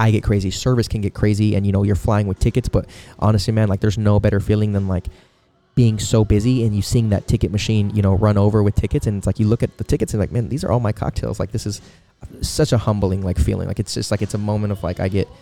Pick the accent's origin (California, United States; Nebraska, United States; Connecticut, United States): California, United States; Poway; I grew up in Poway. I'm Poway raised. I wasn't born there